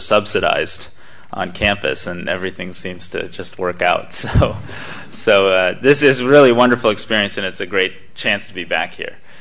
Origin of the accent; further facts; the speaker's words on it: United States; you come here from the United States as an American student